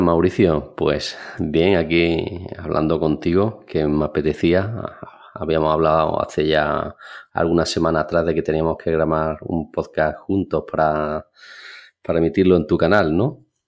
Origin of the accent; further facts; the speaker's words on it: Alcalá la Real, Andalusia, Spain; moved away as an adult; now in Granada, Spain; mi pueblo de nacimiento es Alcalá Real, un pueblo pequeño de unos 20.000 habitantes.